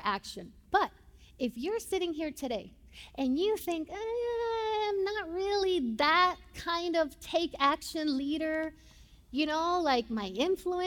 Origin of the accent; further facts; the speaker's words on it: Puerto Rico; first language Spanish; English is a second language; moved away as an adult; now in United States; I'm from Puerto Rico